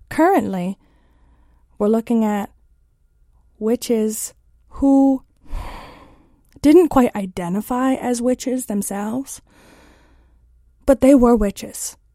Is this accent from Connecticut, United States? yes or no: yes; Warren, Connecticut, United States; moved away as an adult; now in Washington, United States; I'm originally from Warren, Connecticut. A uh, lovely little small town, not a lot of people, less than 2,000, I believe. Um, that's where I grew up.